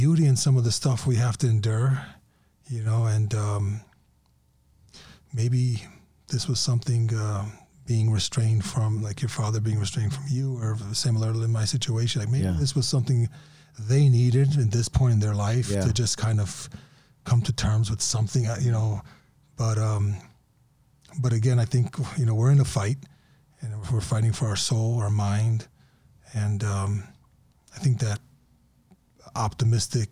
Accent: Bosnia & Herzegovina; I'm from Bosnia, but on the test, it was like 60% Bosnian, 40% Ukrainian

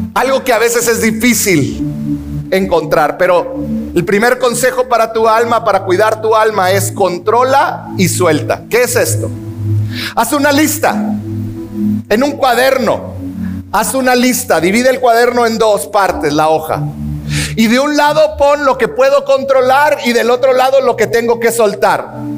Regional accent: Mexico; como mexicanos

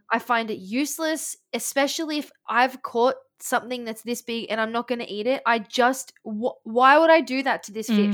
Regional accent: Australia; We're Australian.

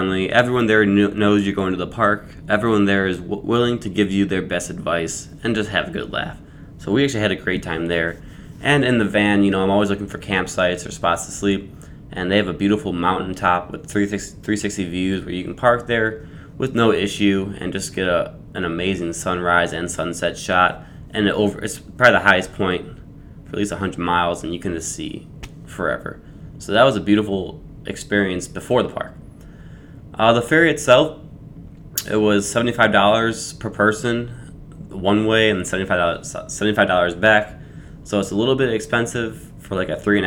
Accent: Chicago, Illinois, United States; growing up in Chicago

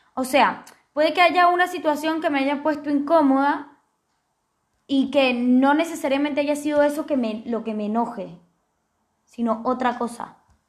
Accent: Venezuela; yo soy venezolana

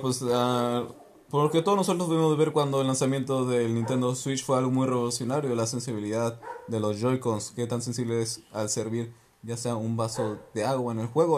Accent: Mexico; Aquí en México

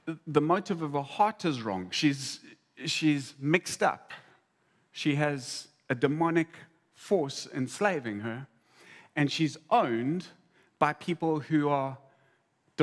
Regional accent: South Africa

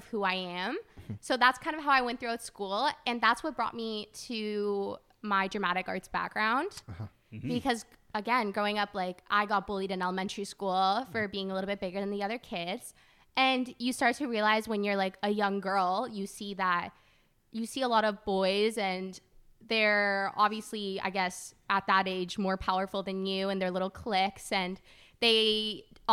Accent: Brampton, Ontario, Canada; born or raised there; also born or lived in Toronto

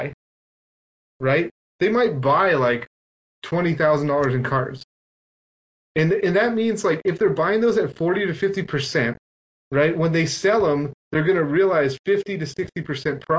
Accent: Mexico; English is a second language; I come from Mexico

